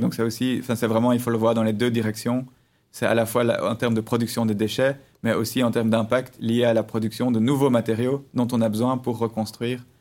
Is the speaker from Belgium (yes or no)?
yes; Brussels, Brussels-Capital Region, Belgium; je suis né en 1986 à Bruxelles, euh, j'ai grandi à Bruxelles, j'ai étudié à Bruxelles